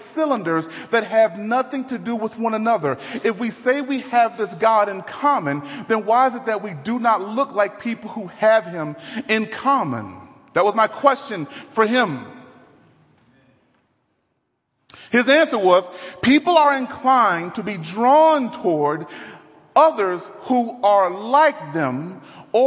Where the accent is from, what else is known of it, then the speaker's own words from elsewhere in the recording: Dallas, Texas, United States; now in Denver, United States; I'm from Dallas, Texas. Born and raised in Dallas